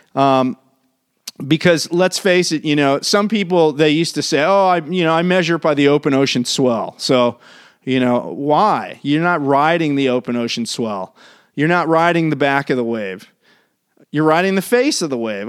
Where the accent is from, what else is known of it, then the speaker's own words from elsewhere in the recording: Maryland, United States; now in California, United States; I grew up on the East Coast in Maryland